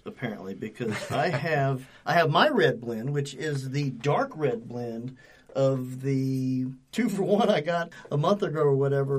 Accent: Louisiana, United States; now in Atlanta, United States; I am from Louisiana

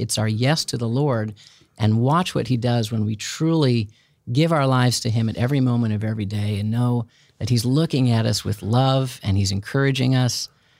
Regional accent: Chicago, Illinois, United States; I grew up in Chicago.

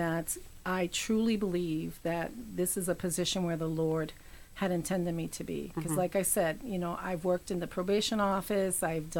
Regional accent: New York City, New York, United States; moved away as an adult; now in North Carolina, United States; I was born and raised in New York City, first generation out of the island of Puerto Rico.

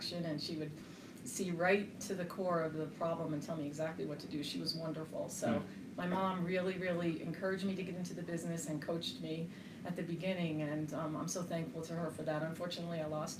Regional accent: New Jersey, United States; moved away as an adult; now in Colorado Springs, United States; I was born and raised in New Jersey, one of nine children in a big Italian family

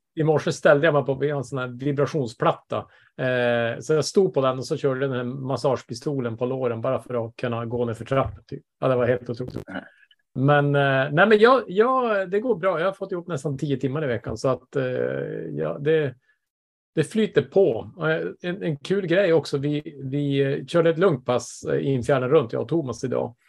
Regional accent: Bergsviken, Norrbotten County, Sweden; moved away; jag är hemma i Bergsviken i back in, eh, back in my home

